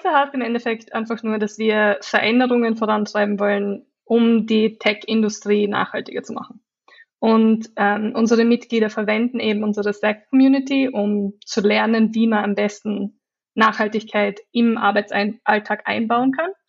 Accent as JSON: {"language": "German", "country": "Austria", "accent": "Austrian", "moved": "yes", "lives_now": "London, United Kingdom", "said": "ich komme ursprünglich aus Österreich, daher der österreichische Akzent."}